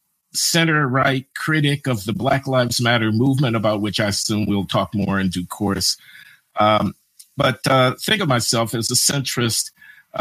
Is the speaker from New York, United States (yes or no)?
no; Chicago, Illinois, United States; I was born in Chicago in 1948, grew up in a working class family